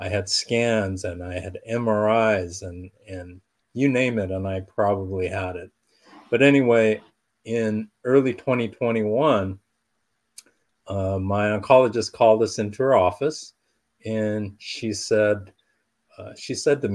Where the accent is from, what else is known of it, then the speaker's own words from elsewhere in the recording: Southern California, United States; I was born and raised in Southern California